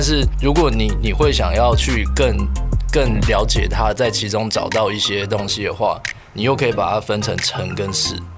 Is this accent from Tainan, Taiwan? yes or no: yes; Tainan, Taiwan; moved away as an adult; also born or lived in Yunlin; now in Taipei, Taiwan; 我台南人， 台南， 嗯， 台南。那大概什么时候搬去台北的？ 就是呃大学